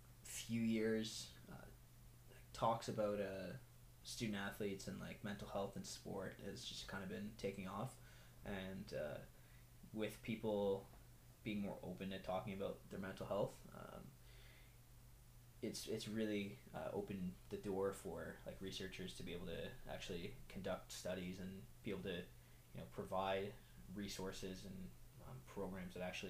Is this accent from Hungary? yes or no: no; Ottawa, Ontario, Canada; also born or lived in Iran / Toronto / Alliston; I was born in Iran, and then we immigrated to Canada when I was 6. Lived in Ottawa. First we were in Toronto, then in Ottawa.